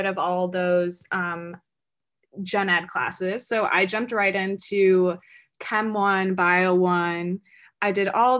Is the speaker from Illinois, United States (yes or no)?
yes; Illinois, United States; moved away as an adult; also born or lived in Michigan; I'm from Illinois.